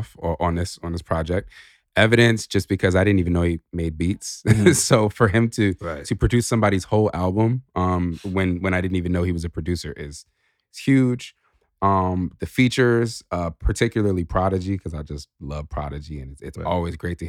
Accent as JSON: {"language": "English", "region": "California", "country": "United States", "said": "I as a Californian, I don't know that I knew any 5%ers from California before"}